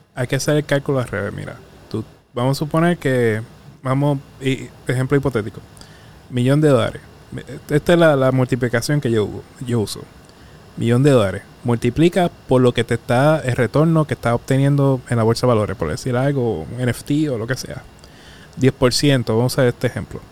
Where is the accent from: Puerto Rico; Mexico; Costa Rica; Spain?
Puerto Rico; Arroyo; also born or lived in Mayagüez; me crié en Arroyo